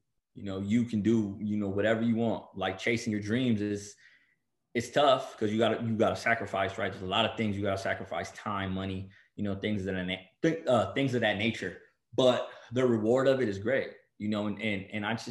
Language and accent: English; Bell Gardens, California, United States; from Bell Gardens, California